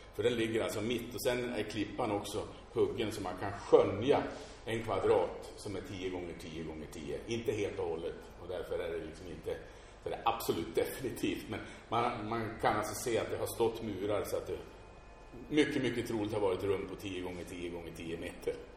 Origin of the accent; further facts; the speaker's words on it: Sweden; som svenskar